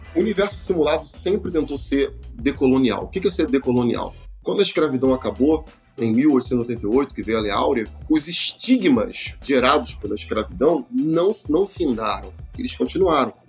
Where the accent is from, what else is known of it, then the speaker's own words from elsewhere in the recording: Rio de Janeiro, Brazil; nós que somos do Rio de Janeiro